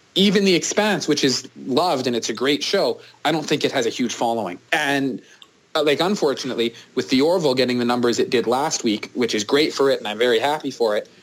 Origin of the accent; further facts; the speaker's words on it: Canada; as a Canadian